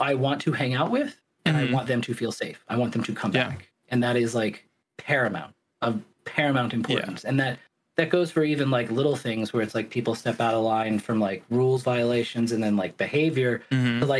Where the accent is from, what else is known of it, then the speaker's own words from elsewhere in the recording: the South, United States; now in Oregon, United States; growing up in the South